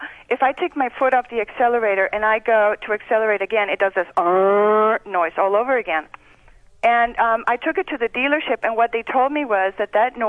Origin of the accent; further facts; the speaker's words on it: Tecate, Baja California, Mexico; English is a second language; moved away as an adult; now in Prescott, United States; I was born and raised in Tecate, where they brew the beer.